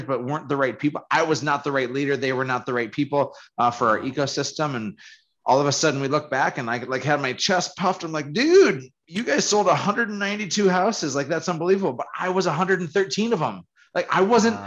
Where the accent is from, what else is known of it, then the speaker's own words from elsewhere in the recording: Fargo, North Dakota, United States; who I was growing up in Fargo